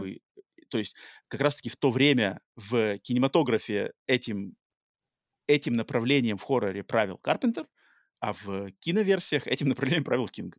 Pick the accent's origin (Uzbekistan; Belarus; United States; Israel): United States; also born or lived in Russia; я живу в Америке, и хотя родился в России, но с, э, в детстве попал в Америку